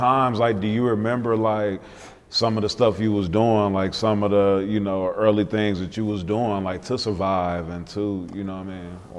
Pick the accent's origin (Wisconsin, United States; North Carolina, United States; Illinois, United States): Wisconsin, United States; Milwaukee; I'm from Milwaukee.